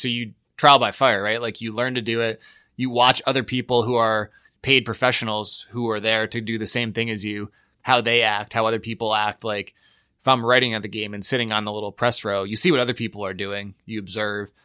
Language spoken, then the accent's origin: English; Latham, New York, United States; moved away; also born or lived in Troy, New York; grew up in Latham, New York, which no one has ever heard